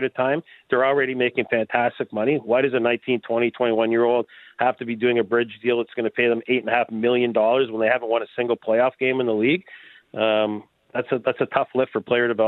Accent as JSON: {"language": "English", "region": "Ontario", "country": "Canada", "said": "I'm from Ontario"}